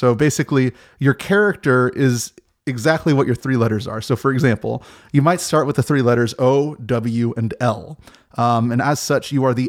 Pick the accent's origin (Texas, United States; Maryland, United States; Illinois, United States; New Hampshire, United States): Maryland, United States; now in Alexandria, United States; I'm from the DC metropolitan area. I live in Alexandria. I grew up in Maryland, and I ended up moving right across the bridge.